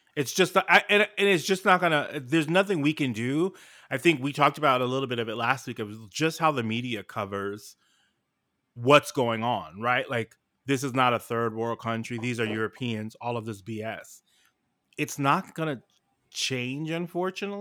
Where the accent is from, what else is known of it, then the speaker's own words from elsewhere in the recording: New York City, New York, United States; I'm from New York City